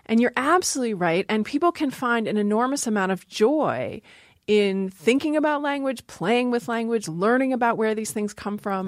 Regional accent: Maryland, United States; moved away; also born or lived in Seattle, Washington; I grew up in Maryland

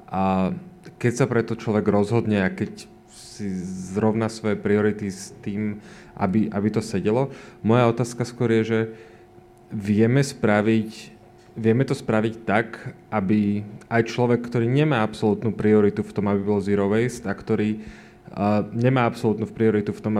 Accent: Bratislava, Bratislava Region, Slovakia; ja som z Bratislavy

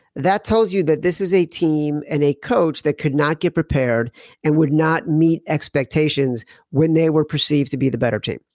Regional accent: Chicago, Illinois, United States; I'm from Chicago. I grew up there

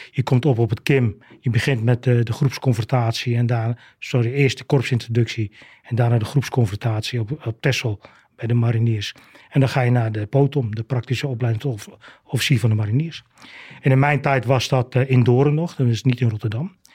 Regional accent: Aruba; born there; Ik ben, ik ben zelf op Aruba geboren, maar dat kwam eigenlijk doordat mijn vader ook marinier was.

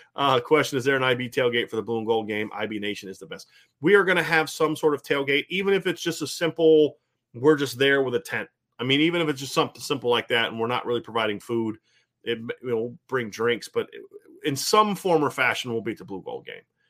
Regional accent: Ohio, United States; moved away; also born or lived in Virginia; I grew up in Ohio

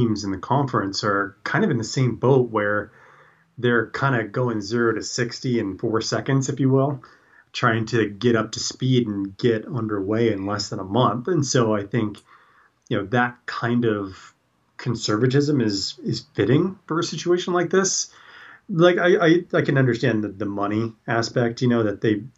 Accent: California, United States; as a Californian

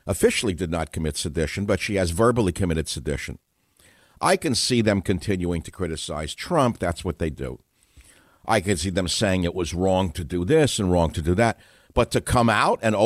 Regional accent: United States; as an American

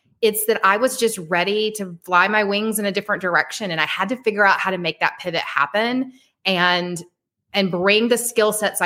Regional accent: Atlanta, Georgia, United States; I'm from Atlanta, Georgia.

